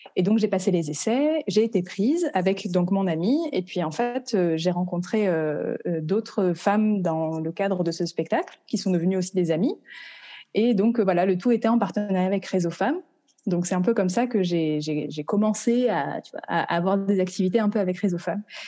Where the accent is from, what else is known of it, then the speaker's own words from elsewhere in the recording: France; moved away as an adult; now in Vancouver, Canada; Je suis originaire de France